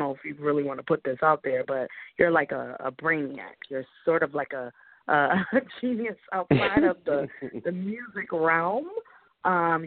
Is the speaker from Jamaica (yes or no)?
yes; Jamaica; being Jamaican